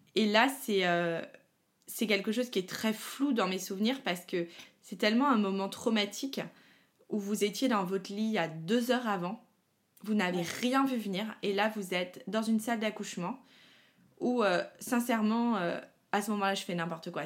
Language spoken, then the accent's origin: French; Paris, Île-de-France, France; moi, je suis parisienne